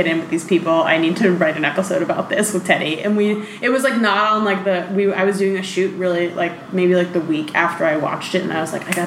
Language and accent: English; New York City, New York, United States; I grew up in New York City